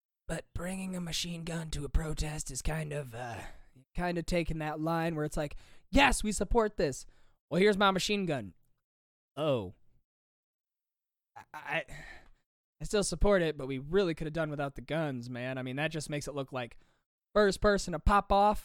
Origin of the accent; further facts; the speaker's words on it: Michigan, United States; I'm from Michigan